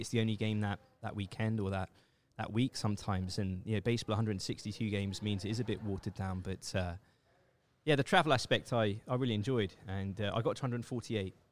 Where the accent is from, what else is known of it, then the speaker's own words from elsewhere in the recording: England, United Kingdom; moved away as an adult; also born or lived in Seoul, South Korea; I grew up in England, and I, I left England when I was twenty-nine years old for South Korea